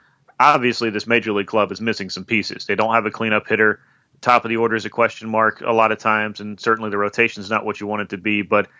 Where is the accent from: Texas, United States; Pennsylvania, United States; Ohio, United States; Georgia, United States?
Georgia, United States; Savannah; also born or lived in Atlanta; born in Atlanta, grew up in Savannah, so right in the heart of Braves country for the entirety of my life